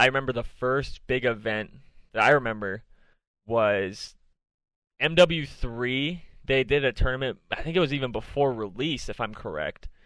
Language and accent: English; Minnesota, United States; I'm from Minnesota